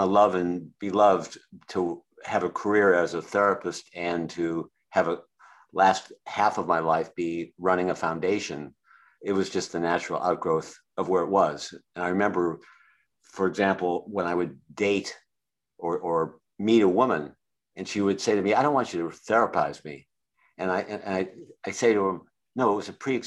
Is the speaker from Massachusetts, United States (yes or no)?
yes; Boston, Massachusetts, United States; was raised in Boston, Massachusetts area